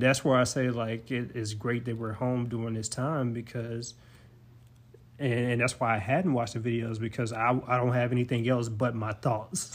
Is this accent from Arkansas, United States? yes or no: yes; Forrest City, Arkansas, United States; my whole life, growing up in Forest City, Arkansas